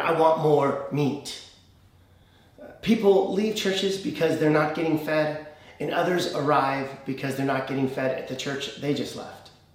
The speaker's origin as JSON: {"language": "English", "country": "United States", "said": "as an American"}